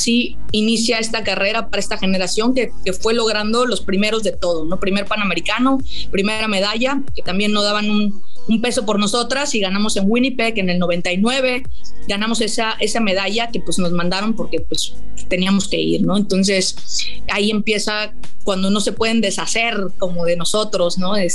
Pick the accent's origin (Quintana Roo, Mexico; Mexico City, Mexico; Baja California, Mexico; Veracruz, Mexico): Quintana Roo, Mexico; Cancún; crecimos en una, aquí en Cancún, en era un pueblito, era un, lugar, yo nací en Cancún, una ciudad pequeñita